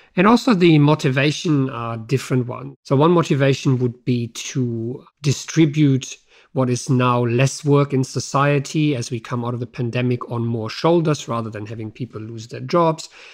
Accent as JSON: {"language": "English", "country": "Germany", "moved": "yes", "said": "my home country, Germany"}